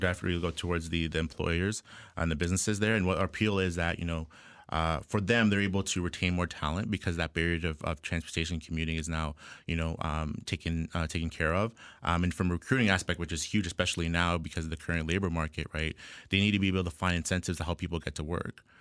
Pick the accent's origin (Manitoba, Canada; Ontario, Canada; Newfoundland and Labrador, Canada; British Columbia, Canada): Ontario, Canada; Ajax; I was born and raised in Ajax, Ontario here, uh, just east of Toronto.